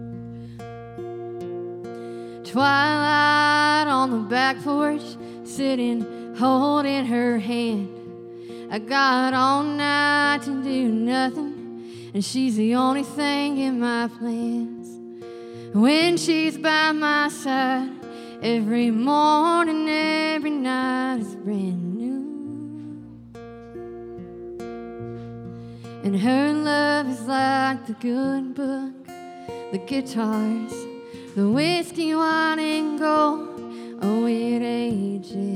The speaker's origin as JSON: {"language": "English", "region": "Arkansas", "country": "United States", "moved": "as an adult", "lives_now": "Nashville, United States", "said": "I'm originally from Arkansas, but Nashville's my home"}